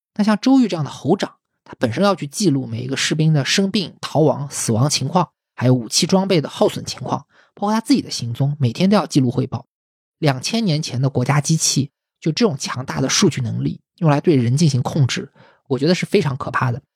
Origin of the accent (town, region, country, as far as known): China